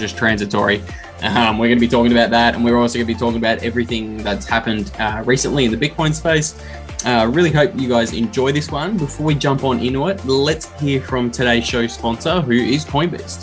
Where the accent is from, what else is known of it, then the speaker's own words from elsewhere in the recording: Australia; As an Australian bogan